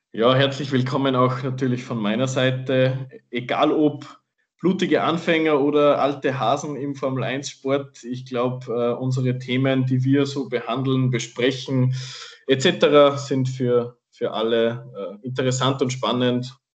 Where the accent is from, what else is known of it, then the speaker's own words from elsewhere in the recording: Salzburg, Austria; falls man es am Dialekt noch nicht gemerkt hat, wir sind beide aus Österreich, besser gesagt aus Salzburg